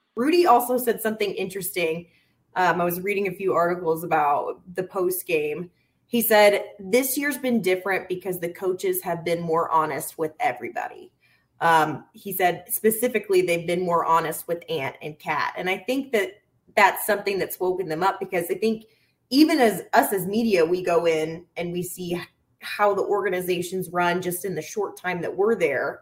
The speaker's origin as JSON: {"language": "English", "region": "the South", "country": "United States", "moved": "yes", "lives_now": "Minnesota, United States", "said": "I'm from the South"}